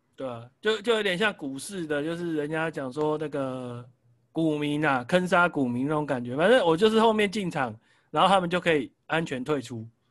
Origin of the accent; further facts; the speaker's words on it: Taiwan; 我们台湾人